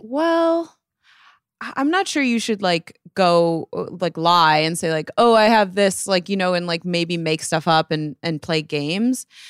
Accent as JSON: {"language": "English", "town": "Bloomfield Hills", "region": "Michigan", "country": "United States", "tie": "born or raised there", "moved": "as an adult", "lives_now": "New York, United States", "said": "I grew up in Michigan"}